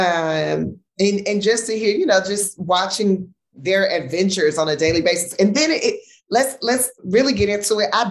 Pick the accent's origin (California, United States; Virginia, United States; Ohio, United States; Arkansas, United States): California, United States; Los Angeles; I grew up in South Central